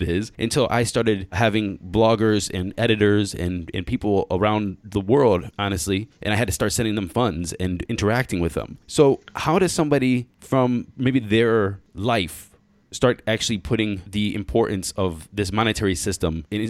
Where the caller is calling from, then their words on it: Taiwan; I'm calling you from Taiwan right now.